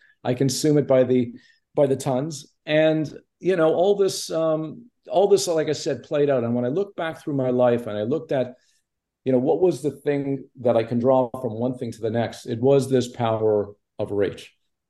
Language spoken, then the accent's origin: English; Montreal, Quebec, Canada; I grew up in Montreal, you know, there was no connection in the entertainment business. My mother was a housewife. My dad was a manufacturer.